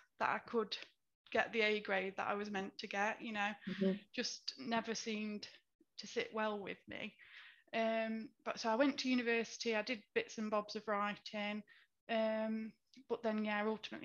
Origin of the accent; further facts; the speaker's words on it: Derby, East Midlands, United Kingdom; I'm from Derby and I work for the NHS